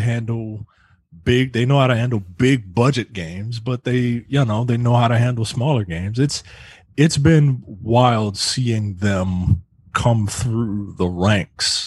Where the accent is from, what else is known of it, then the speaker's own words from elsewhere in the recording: United States; I'm American obviously